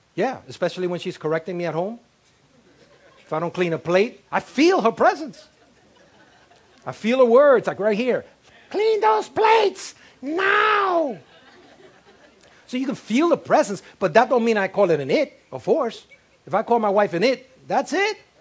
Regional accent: New York City, New York, United States; I was raised in El Barrio, I was raised in West Harlem

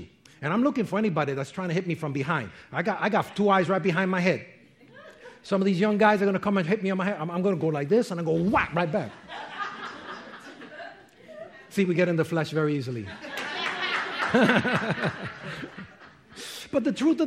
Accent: New York, United States; I'm from New York

